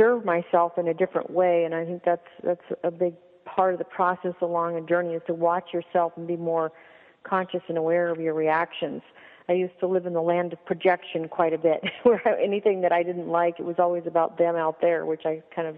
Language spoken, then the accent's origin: English; Phoenix, Arizona, United States; I'm from Phoenix, Arizona